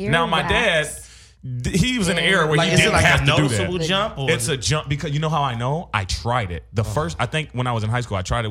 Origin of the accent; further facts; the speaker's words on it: Cedar Rapids, Iowa, United States; We are from Cedar Rapids, Iowa.